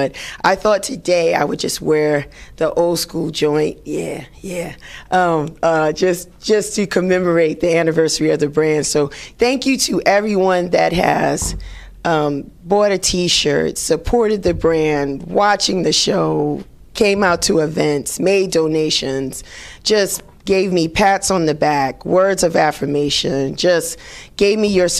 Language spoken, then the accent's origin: English; Bronx, New York, United States; Everybody that knows me knows that I love house, but if you are born and raised in the Bronx, there is some kind of affiliation or love that you're going to have for hip hop. And that's me. And so my birth place in the Bronx was the birthplace of hip hop